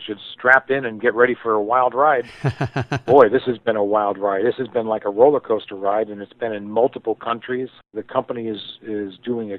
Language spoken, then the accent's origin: English; Connecticut, United States; moved away; also born or lived in New York / Brooksville, Florida; I was born in New York, moved to Connecticut. It was kind of interesting growing up in Connecticut